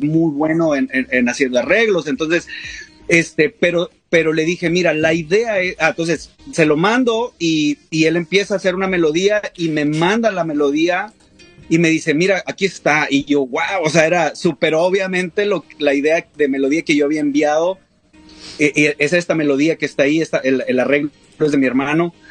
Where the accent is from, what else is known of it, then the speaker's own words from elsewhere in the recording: Coahuila, Mexico; somos de Coahuila, es un estado del, noreste